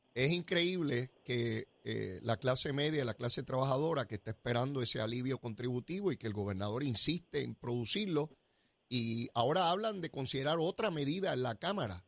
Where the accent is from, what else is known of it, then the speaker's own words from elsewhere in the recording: Puerto Rico; nosotros los puertorriqueños